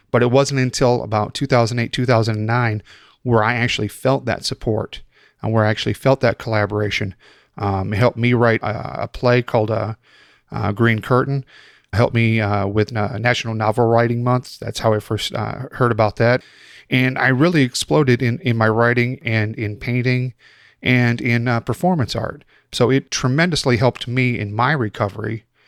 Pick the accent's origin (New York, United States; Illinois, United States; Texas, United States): Illinois, United States; Chicago; moved away; I'm originally from Chicago